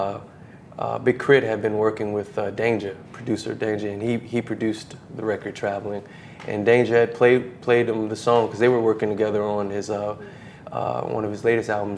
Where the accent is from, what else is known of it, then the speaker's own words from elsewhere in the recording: New Orleans, Louisiana, United States; I'm from New Orleans